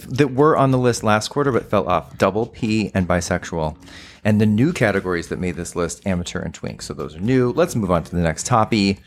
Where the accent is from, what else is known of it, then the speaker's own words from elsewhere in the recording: Texas, United States; my home state, which is the Lone Star State, uh, Texas